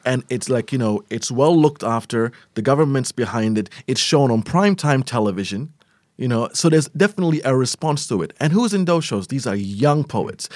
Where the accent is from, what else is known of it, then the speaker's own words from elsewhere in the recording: Melbourne, Victoria, Australia; moved away as an adult; also born or lived in Eritrea; now in Abu Dhabi, United Arab Emirates; I was born in Abu Dhabi. I lived here till I was nine, and then I spent twenty years in Melbourne